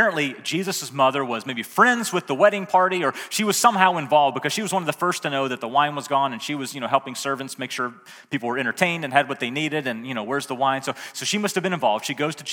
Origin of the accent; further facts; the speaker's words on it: the South, United States; I was raised in the South